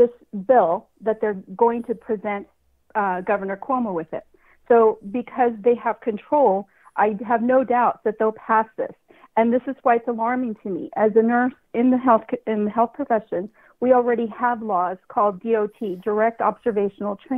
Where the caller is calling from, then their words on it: California, United States; I'm calling from California